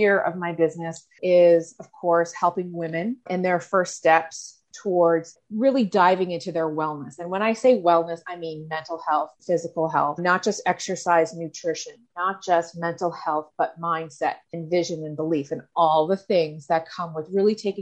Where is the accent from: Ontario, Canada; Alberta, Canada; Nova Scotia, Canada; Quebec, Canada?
Nova Scotia, Canada; Cape Breton; I am from Cape Breton, Nova Scotia, as you can probably tell from my accent